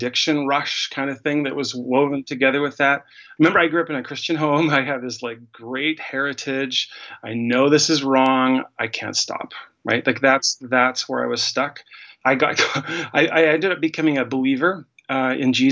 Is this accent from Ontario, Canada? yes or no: no; Winnipeg, Manitoba, Canada; now in Calgary, Canada; I grew up in Winnipeg, Manitoba, in the middle of Canada